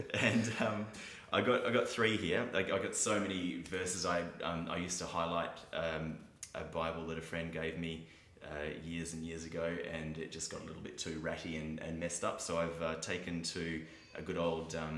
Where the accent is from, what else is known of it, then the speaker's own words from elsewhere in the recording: Fremantle, Western Australia, Australia; I grew up in Fremantle